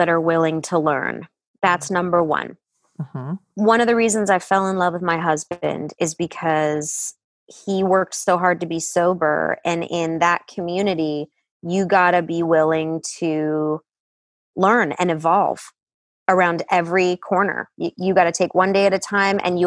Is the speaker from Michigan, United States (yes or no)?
yes; Detroit, Michigan, United States; I grew up in Detroit